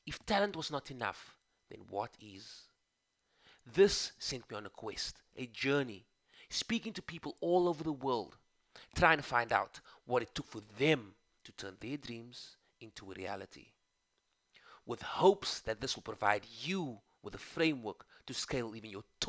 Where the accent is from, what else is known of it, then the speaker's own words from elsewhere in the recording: Cape Town, Western Cape, South Africa; growing up on the Cape Flats, a township in South Africa, known for its gang culture, crime, and drugs